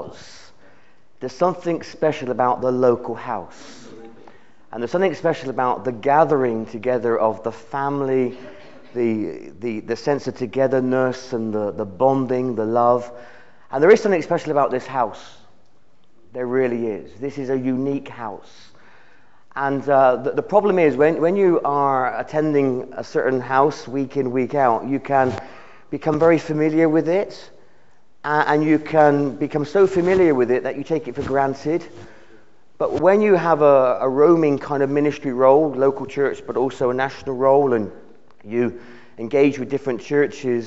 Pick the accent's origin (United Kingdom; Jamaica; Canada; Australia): United Kingdom; The nation of the United Kingdom